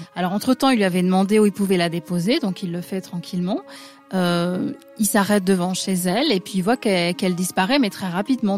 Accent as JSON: {"language": "French", "region": "north-east France", "country": "France", "said": "je viens du nord-est de la France"}